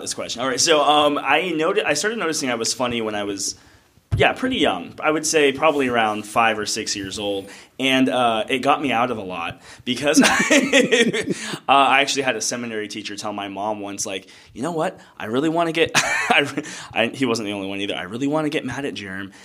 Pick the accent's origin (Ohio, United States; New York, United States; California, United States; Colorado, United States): California, United States; Escondido; also born or lived in Arizona / Tallahassee, Florida; I grew up in Escondido, California